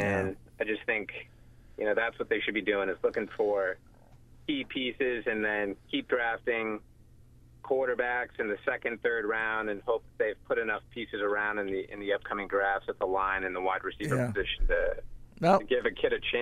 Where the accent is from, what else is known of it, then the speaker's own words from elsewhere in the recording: Massachusetts, United States; I'm actually from Massachusetts, but you guys thought I had a Rhode Island accent